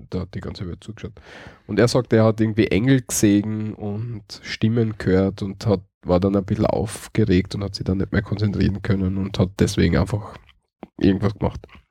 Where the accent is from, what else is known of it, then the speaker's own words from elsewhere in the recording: Styria, Austria; bei uns in der Steiermark